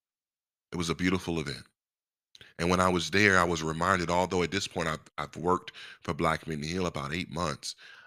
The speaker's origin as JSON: {"language": "English", "region": "Virginia", "country": "United States", "tie": "born or raised there", "said": "I was born in Virginia, love being from Virginia"}